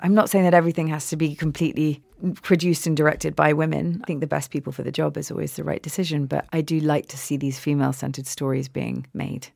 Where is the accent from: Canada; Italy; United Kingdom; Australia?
United Kingdom; England; also born or lived in America; now in United States; I'm clearly English.